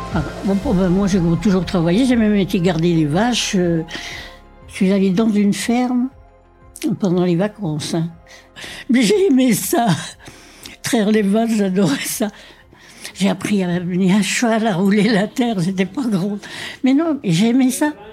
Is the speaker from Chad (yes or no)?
no; Combourg, Brittany, France; moved away; also born or lived in Paris; Je suis née à Combourg le 23 mai 1932.